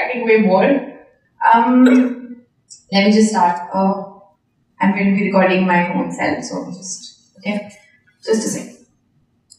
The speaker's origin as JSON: {"language": "English", "country": "India", "said": "I am from India"}